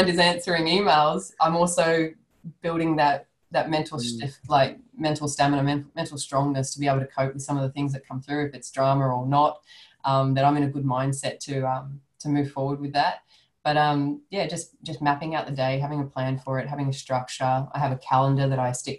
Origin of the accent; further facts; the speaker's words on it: Sydney, New South Wales, Australia; moved away; I'm originally from Sydney, so I knew a lot of people down there, and they knew my family